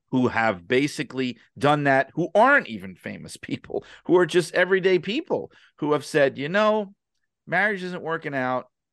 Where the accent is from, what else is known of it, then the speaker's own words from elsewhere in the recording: New York City, New York, United States; I grew up in New York City